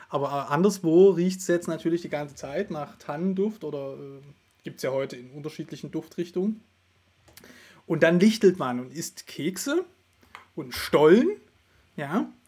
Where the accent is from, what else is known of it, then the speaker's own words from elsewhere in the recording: Saxony, Germany; Ich komme ja aus Sachsen, wir wissen, wie Weihnachten gefeiert wird.